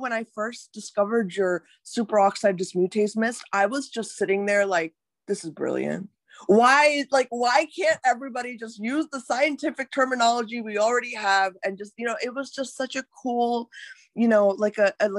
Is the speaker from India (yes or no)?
yes; India; I'm from India as well